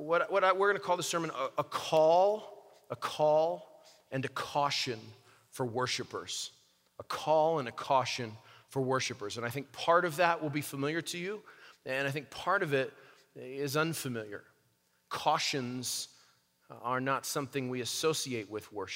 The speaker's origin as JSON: {"language": "English", "town": "Albuquerque", "region": "New Mexico", "country": "United States", "tie": "born or raised there", "said": "my hometown of Albuquerque, New Mexico"}